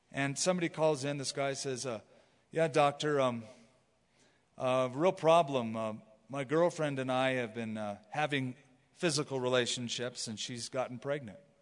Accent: United States; I grew up for many years as an American

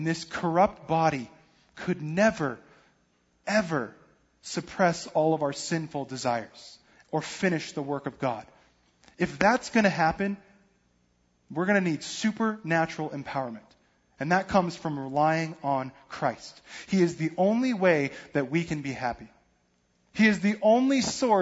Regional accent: Denver, Colorado, United States; moved away; I'm from Denver, so I'm not really a big football fan, but I follow the home team because that's just what you

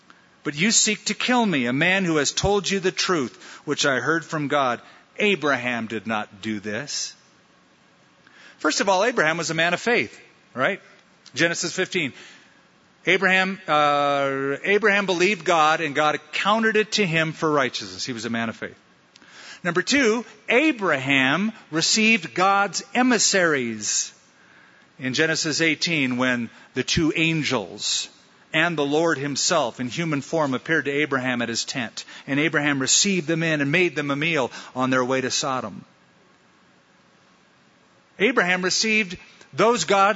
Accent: Huntington Beach, California, United States; now in Albuquerque, United States; where I grew up in Huntington Beach

